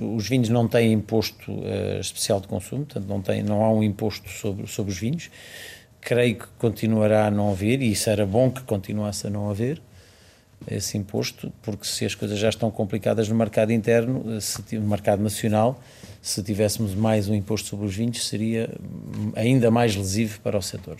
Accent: Chamusca, Santarém District, Portugal; Chamusca é, é, é a é terra onde eu nasci e, portanto, uma terra pela qual tenho muito carinho

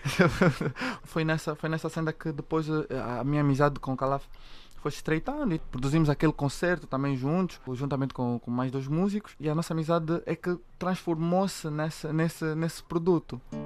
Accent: Luanda, Luanda Province, Angola; Eu comecei, obviamente, em Luanda a, a tocar por, por causa de, de, influências familiares

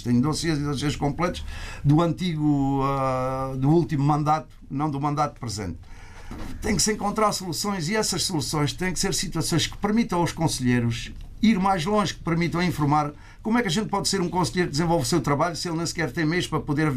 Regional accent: Portugal; moved away; somos portugueses que longe da nossa terra conseguimos singrar

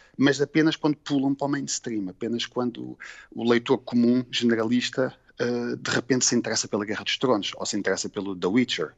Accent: Cascais, Lisbon, Portugal; eu sou aqui de Cascais, eh, uhum. vivo em Cascais, apesar de ter nascido em Lisboa

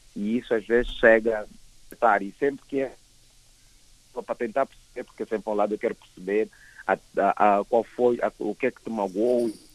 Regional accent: Angola; eu sou angolano

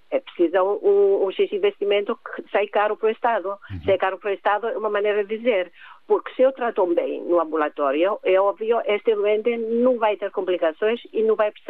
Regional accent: Cyprus; Portuguese is a second language; now in Gondomar, Portugal; Eu sou do Chipre.

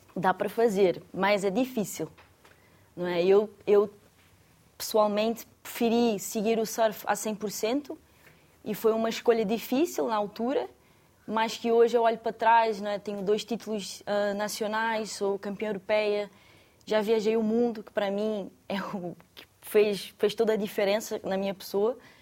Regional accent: Saquarema, Rio de Janeiro, Brazil; moved away as an adult; now in Portugal; Eu nasci no Rio e era de Saquarema, parte da interior do Rio de Janeiro.

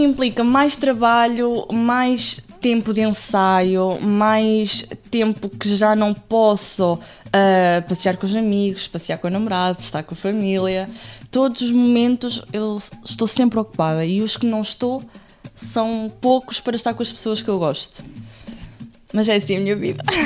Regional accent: Oliveira do Bairro, Centro, Portugal; tenho 20 anos, sou de Oliveira de Bairro

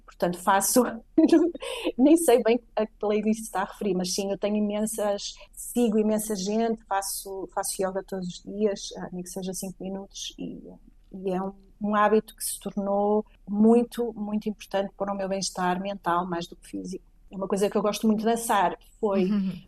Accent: Portugal; now in Madrid, Spain

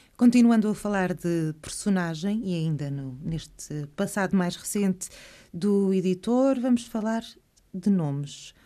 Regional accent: Terceira, Azores, Portugal; como terceirense

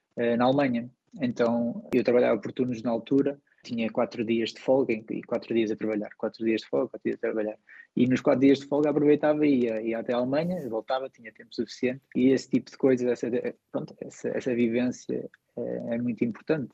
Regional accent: Portugal; moved away as an adult; also born or lived in England / Ireland; now in Brig, Switzerland; enquanto português

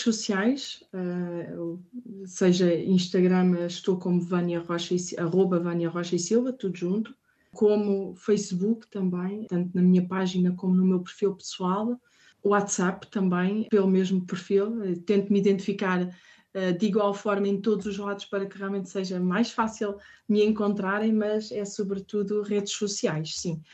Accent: Portugal; moved away as an adult; also born or lived in Spain / Ireland; now in Paris, France; somos portugueses cá fora

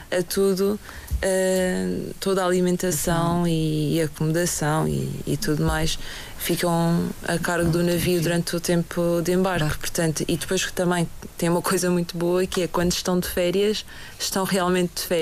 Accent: Madeira, Portugal; estas pessoas que são nascidas e criadas na Madeira também. Uh, é algo de, de, que eu sinto muito orgulho.

